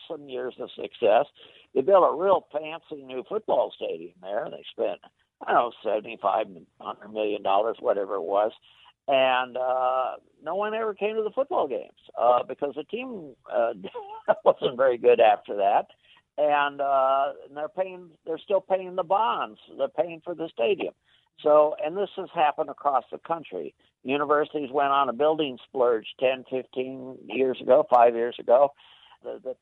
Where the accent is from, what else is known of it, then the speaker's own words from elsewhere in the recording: Champaign-Urbana, Illinois, United States; moved away; also born or lived in Ohio; I am originally from Illinois myself